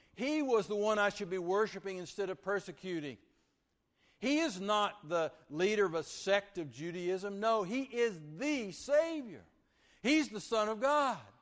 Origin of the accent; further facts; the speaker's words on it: Vernon, Texas, United States; I uh, grew up from fourth grade through high school at Vernon, Texas